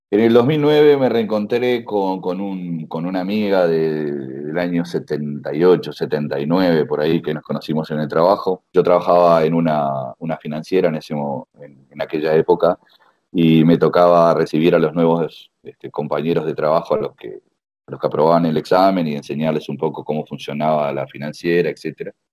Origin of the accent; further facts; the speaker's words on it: Uruguay; also born or lived in United States / Spain; now in Canada; a ver, yo me fui, eh, me fui em, hace 20 años de Uruguay